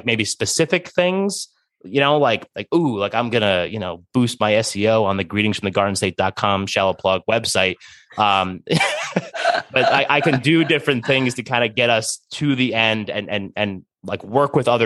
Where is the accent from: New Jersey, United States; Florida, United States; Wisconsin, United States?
New Jersey, United States; I was born and raised in Jersey